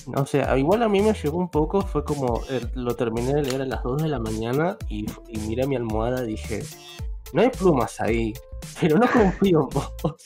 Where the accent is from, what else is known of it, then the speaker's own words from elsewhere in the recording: Buenos Aires, Argentina; soy un porteñito que no salió nunca de su ciudad, de su ciudad natal